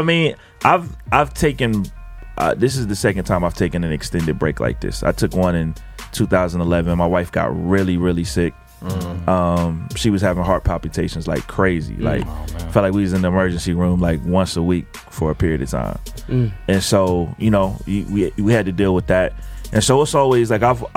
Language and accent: English; Ohio, United States; also born or lived in New York / New Jersey; now in North Carolina, United States; I'm from Ohio originally